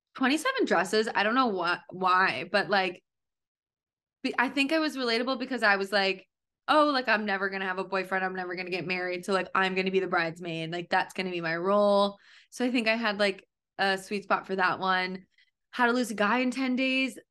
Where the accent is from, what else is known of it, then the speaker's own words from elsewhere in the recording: Connecticut, United States; I grew up in Connecticut